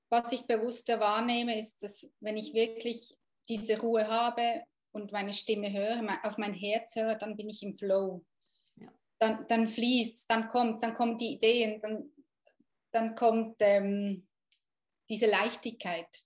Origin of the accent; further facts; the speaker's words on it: Thun, Bern, Switzerland; Ich bin aus Thun, das ist vielleicht halt schon noch wichtig ähm, bei solchen ja. Kursen, dass das in der Nähe ist.